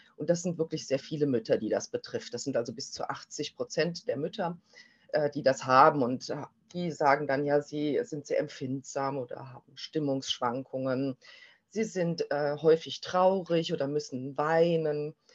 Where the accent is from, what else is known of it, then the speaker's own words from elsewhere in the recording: Germany; bei uns in Deutschland